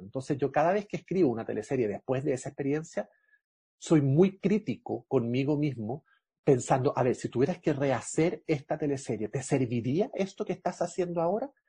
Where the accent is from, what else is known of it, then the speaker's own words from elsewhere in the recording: Chile; Soy chileno